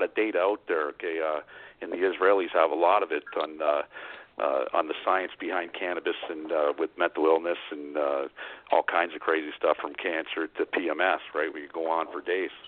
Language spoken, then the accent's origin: English; Canada